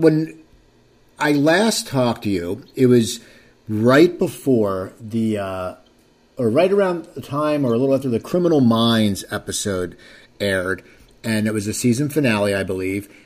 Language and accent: English; near Philadelphia, New Jersey, United States; I grew up near Philadelphia, ten minutes over the bridge